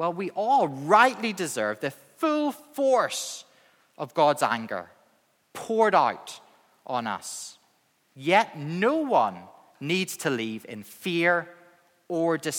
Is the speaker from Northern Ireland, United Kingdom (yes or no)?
yes; Northern Ireland, United Kingdom; accent: Northern Irish; my Northern Irish accent